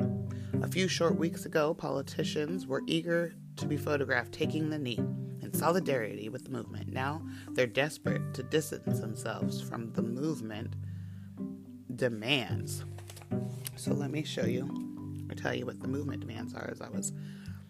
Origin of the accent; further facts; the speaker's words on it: San Rafael, California, United States; I grew up in Marin County and I didn't live in Marin City. I lived in Terra Linda